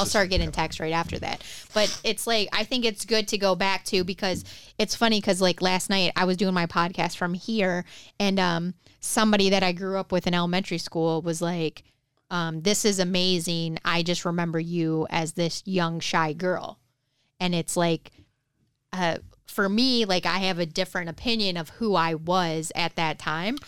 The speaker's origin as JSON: {"language": "English", "town": "Detroit", "region": "Michigan", "country": "United States", "tie": "born or raised there", "said": "growing up in Detroit"}